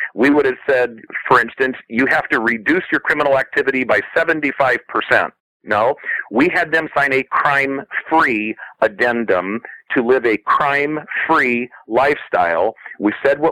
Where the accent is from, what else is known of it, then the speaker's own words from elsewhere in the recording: South Bend, Indiana, United States; moved away; My hometown in South Bend, Indiana